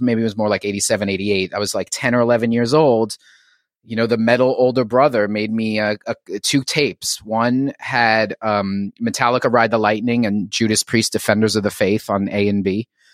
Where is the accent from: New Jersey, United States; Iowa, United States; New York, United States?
New York, United States; New York City; moved away as an adult; also born or lived in Philadelphia; now in Philadelphia area, United States; I was a native New Yorker, um, born and raised in Queens in the sort of Flushing, Bayside, Whitestone sort of triangle